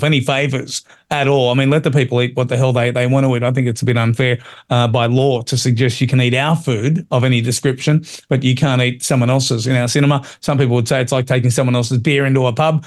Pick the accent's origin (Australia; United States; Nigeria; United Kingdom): Australia; as an Australian